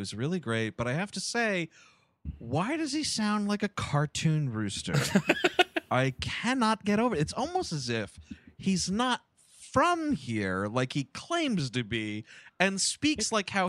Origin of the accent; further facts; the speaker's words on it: Boston, Massachusetts, United States; Yeah, I grew up in Boston.